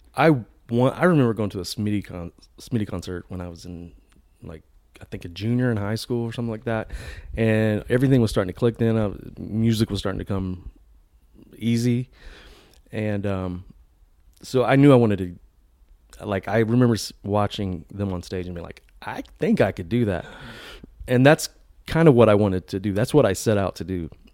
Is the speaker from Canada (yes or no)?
no; Virginia, United States; moved away as an adult; now in Nashville, United States; I'm from Virginia. Grew up in a Christian home